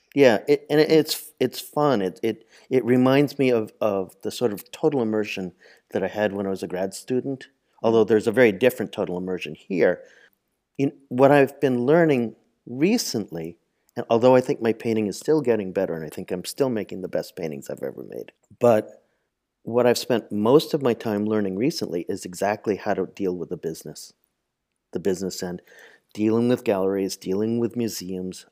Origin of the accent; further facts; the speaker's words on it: New York City, New York, United States; I grew up in Manhattan.